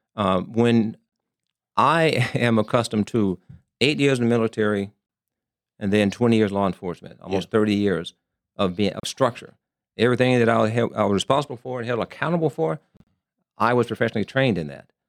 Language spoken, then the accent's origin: English; Arkansas, United States; moved away as an adult; also born or lived in Columbus, Ohio / Germany; now in Las Vegas, United States; born and raised in Arkansas